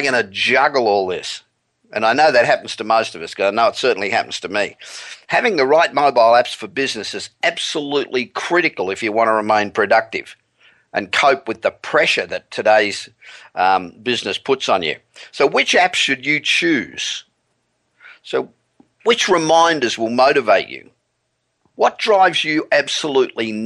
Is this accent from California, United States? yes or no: yes; Los Angeles, California, United States; we're back in my hometown of Los Angeles